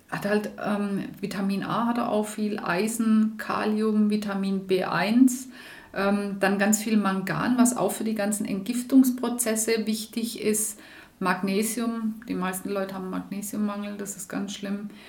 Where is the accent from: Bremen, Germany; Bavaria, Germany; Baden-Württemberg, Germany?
Baden-Württemberg, Germany; Schrotzberg; ich komme ursprünglich aus dem Hohenloischen, nicht aus dem Jagstal, sondern aus Schrotzberg.